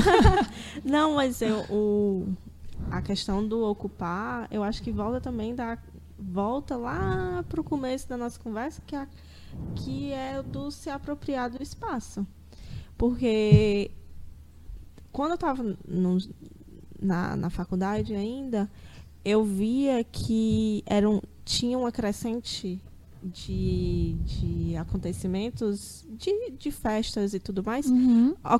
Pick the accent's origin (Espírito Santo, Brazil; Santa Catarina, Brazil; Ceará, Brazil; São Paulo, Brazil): Ceará, Brazil; Fortaleza; eu nasci e me criei aqui em Fortaleza